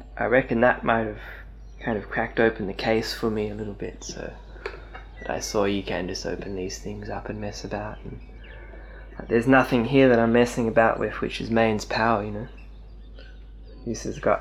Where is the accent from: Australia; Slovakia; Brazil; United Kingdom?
Australia; Sydney, New South Wales; growing up in Bondi with Vaucluse up the road